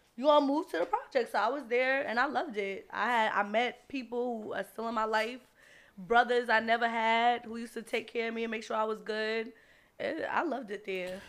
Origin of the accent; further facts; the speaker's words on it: Jersey City, New Jersey, United States; I'm born and raised in Jersey City